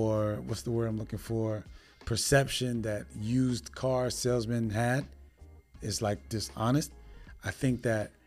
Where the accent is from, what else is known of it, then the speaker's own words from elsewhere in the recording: New York City, New York, United States; moved away; I'm originally from New York City